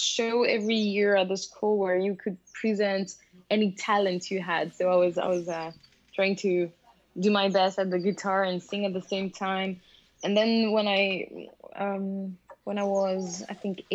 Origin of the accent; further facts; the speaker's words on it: French-speaking Switzerland, Romandy, Switzerland; moved away as an adult; now in Denmark; I'm born in Switzerland, in the French-speaking part.